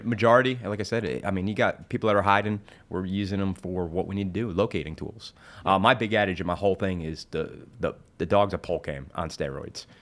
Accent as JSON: {"language": "English", "region": "New Jersey", "country": "United States", "moved": "yes", "lives_now": "South Carolina, United States", "said": "I'm originally from New Jersey"}